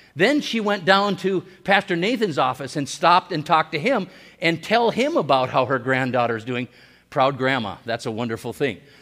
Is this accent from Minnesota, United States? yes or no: yes; Hibbing, Minnesota, United States; I was born in Hibbing, Minnesota, in Saint Louis County on May fourth, nineteen sixty